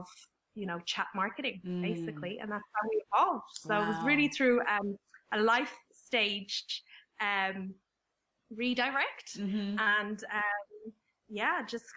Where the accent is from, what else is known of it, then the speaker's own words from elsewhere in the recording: Ireland; I'm the youngest of five, so you know that I'm Irish as well